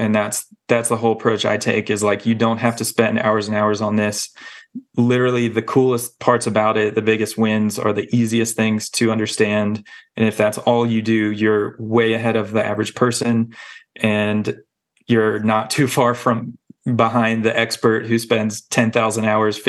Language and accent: English; the South, United States; Like I grew up in the South, very like one way to do things, one way to dress and all that.